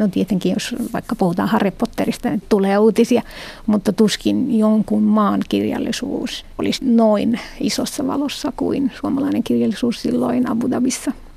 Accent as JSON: {"language": "Finnish", "country": "Morocco", "accent": "Moroccan Arabic", "first_language": "Moroccan Arabic", "second_language": "Finnish", "moved": "yes", "said": "mun äidinkieli on arabia, mutta Marokon arabia"}